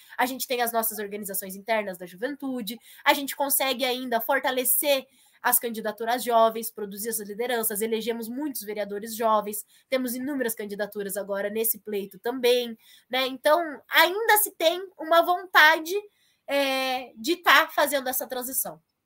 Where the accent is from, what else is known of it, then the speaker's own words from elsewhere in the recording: Assis, São Paulo, Brazil; now in Curitiba, Brazil; A minha família é do interior, né? Nós somos de Assis